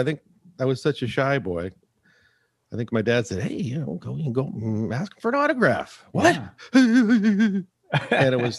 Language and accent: English; the Bay Area, California, United States; I'm from the Bay Area.